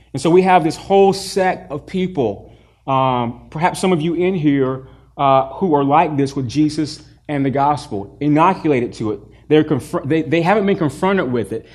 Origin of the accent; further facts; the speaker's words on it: the South, United States; I grew up in the South